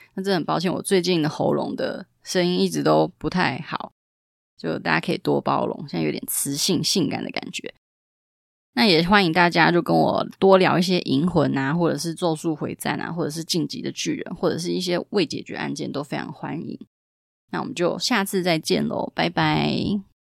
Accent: Taiwan; 我们台湾人

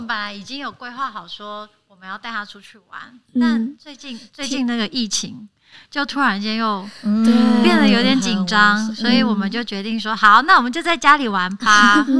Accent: Muzha, Taipei, Taiwan; 我是木栅人，

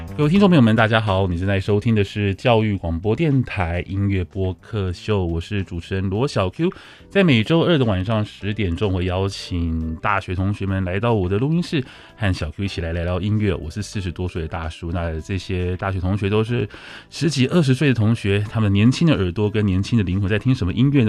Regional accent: northern Taiwan, Taiwan; 我也是越北部小孩

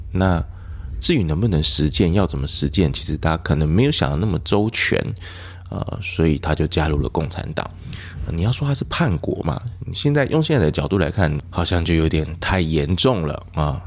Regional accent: Yilan, Yilan County, Taiwan; 我是宜兰人

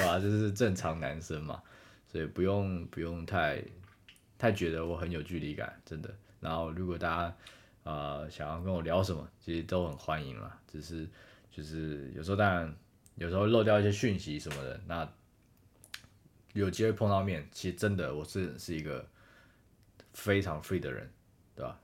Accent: Taiwan; 我们是台湾来的嘛

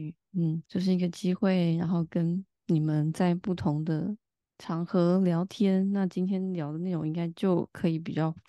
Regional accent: Taipei, Taiwan; moved away as an adult; now in France; 嗯，好，我就是一个台湾人，在法国生活八年了吧。然后前半段比较长时间在巴黎读完研究所，然后试着生活，然后之后现在搬到南法生活满两年了

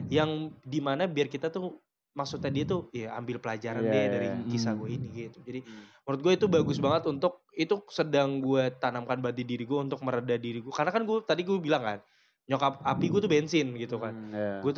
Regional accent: Jakarta, Indonesia; Kenapa gue mau, gue Betawi ya?

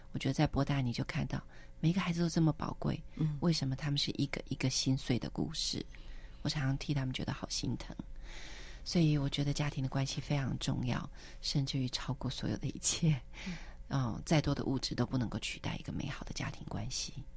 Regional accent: Taipei, Taiwan; moved away as an adult; also born or lived in United States; 可是回到台北，我就嗯。一定会去教会

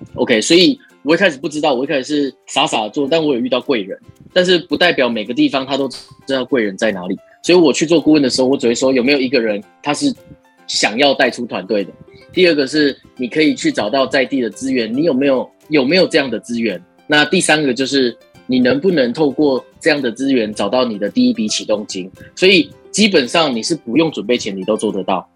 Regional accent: Taiwan; 我们是台湾人

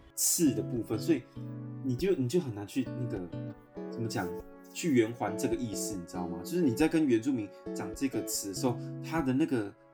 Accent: Hualien County, Taiwan; now in Taipei, Taiwan; 我是在那个上来台北吧，我是上来台北才学的。但在花莲也不会这样讲，然后或是我在部落就几乎都是。我觉得应该是族群的关系

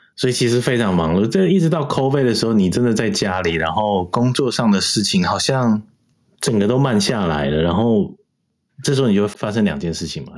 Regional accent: Taiwan; moved away; 土生土长在台湾出生

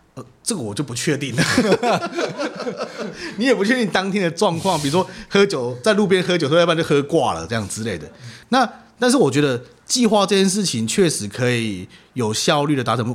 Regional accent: Taiwan; 我们台湾人

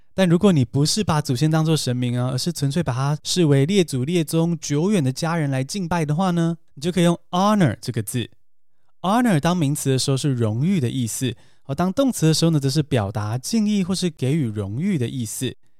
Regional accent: Taiwan; 像我们这样从小在台湾长大的人

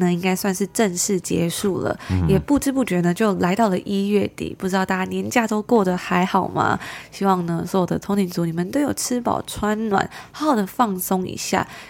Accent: Taiwan; now in Toronto, Canada; 因为我觉得从台湾搬来多伦多的这个差别真的是太大了。

